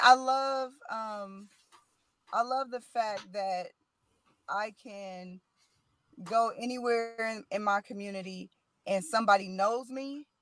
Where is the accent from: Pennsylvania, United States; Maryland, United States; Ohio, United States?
Ohio, United States; Middletown; born and raised in Middletown